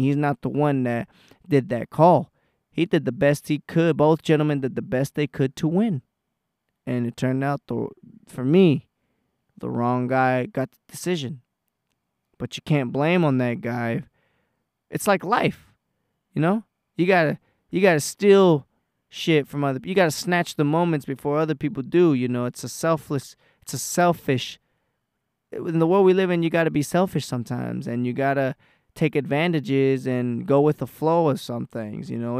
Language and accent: English; Texas, United States; I'm from Texas